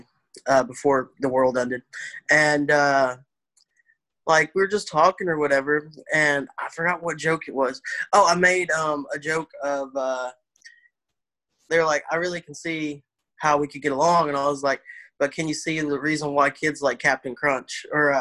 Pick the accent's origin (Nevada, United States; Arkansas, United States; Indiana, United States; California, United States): Arkansas, United States; Ashdown; moved away; Ashdown, Arkansas